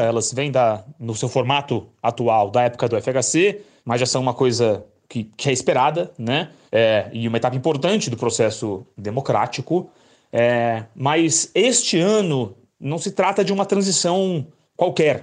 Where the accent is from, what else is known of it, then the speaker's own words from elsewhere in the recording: São Paulo, Brazil; eu sou de São Paulo